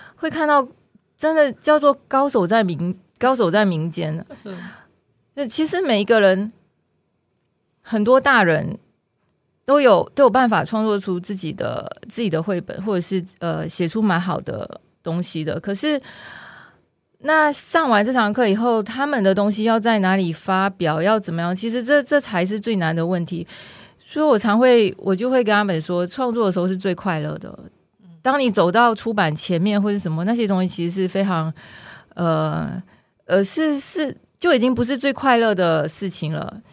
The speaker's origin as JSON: {"language": "Chinese", "country": "Malaysia", "tie": "born or raised there", "moved": "yes", "lives_now": "Taiwan", "said": "因为我的故乡是，我故乡不在台湾嘛，我故乡是马来西亚"}